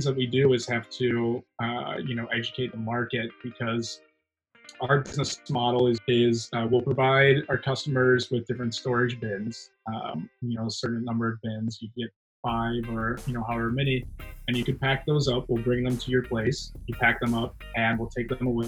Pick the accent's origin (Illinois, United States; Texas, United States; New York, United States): Illinois, United States; Chicago; also born or lived in San Francisco; now in Austin, United States; I'm originally a Chicagoan, and I moved out to San Francisco and then found my way to Austin